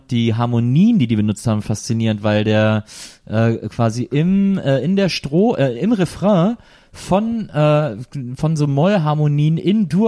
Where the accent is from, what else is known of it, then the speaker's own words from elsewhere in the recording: Cologne, North Rhine-Westphalia, Germany; Und trotzdem war klar, dass wir sind alle Kölsche und das ist unsere Stadt und wir lieben uns.